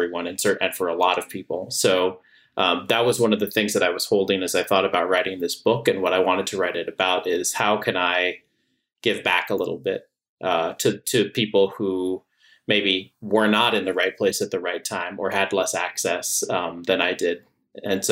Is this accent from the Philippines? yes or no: no; San Antonio, Texas, United States; moved away as an adult; also born or lived in Washington, D.C.; one of my good friends that I grew up with in San Antonio, Texas